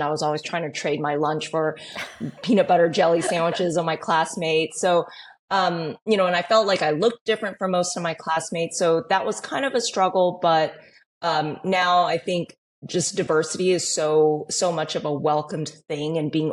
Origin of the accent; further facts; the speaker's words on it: Houston, Texas, United States; also born or lived in Los Angeles, California; I was born in LA, so I, you know, don't necessarily consider myself a California girl because I grew up in Texas.